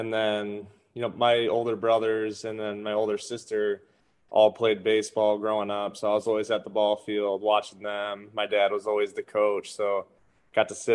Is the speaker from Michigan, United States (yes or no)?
yes; Saginaw, Michigan, United States; my hometown, Saginaw, Michigan.